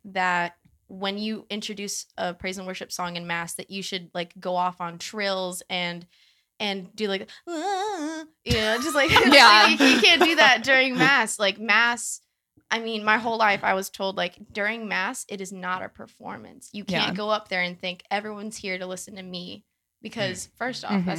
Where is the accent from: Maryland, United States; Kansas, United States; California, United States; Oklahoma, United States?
California, United States; San Diego; San Diego.